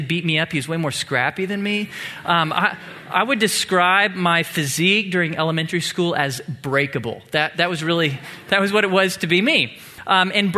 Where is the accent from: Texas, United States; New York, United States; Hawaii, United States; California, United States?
Texas, United States; Tomball; I grew up in Tomball, a small town about an hour south of here, where football is king